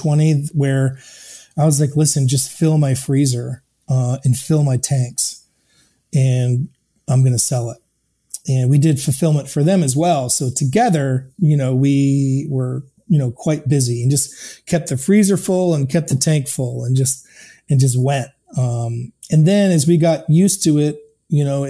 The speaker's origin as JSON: {"language": "English", "region": "Maine", "country": "United States", "tie": "born or raised there", "also_born_or_lived": "Chicago", "moved": "as an adult", "said": "I grew up in Maine and I'm here now"}